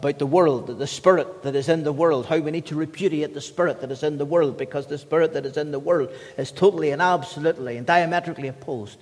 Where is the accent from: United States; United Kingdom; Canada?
United Kingdom; As the British people